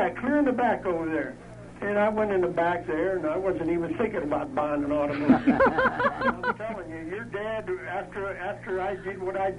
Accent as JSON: {"language": "English", "town": "Uniontown", "region": "Pennsylvania", "country": "United States", "tie": "born or raised there", "also_born_or_lived": "Toluca Lake, California", "moved": "as an adult", "said": "I was born in Uniontown here."}